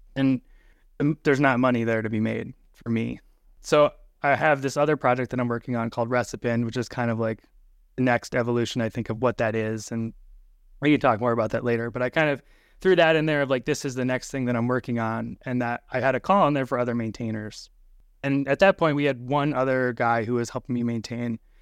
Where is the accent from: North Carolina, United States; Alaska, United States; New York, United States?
Alaska, United States; moved away as an adult; now in Minneapolis, United States; I grew up kind of in Alaska and then just recently moved into the Minneapolis area.